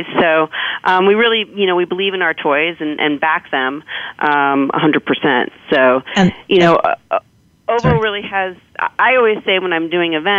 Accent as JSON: {"language": "English", "region": "New York", "country": "United States", "tie": "born or raised there", "said": "growing up in New York"}